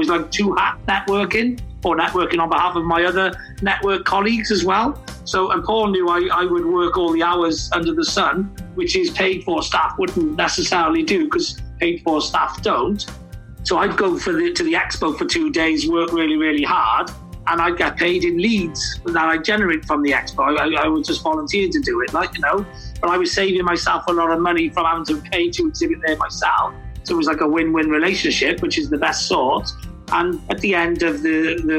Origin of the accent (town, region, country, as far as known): Wales, United Kingdom